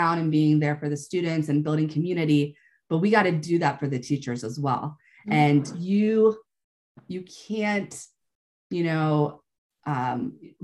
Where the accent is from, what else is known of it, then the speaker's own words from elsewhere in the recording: United States; as American teachers